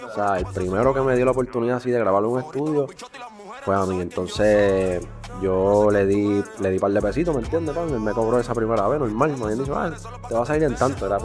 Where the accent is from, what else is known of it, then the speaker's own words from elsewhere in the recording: Río Grande, Puerto Rico; also born or lived in San Juan; Bro, yo soy de Río Grande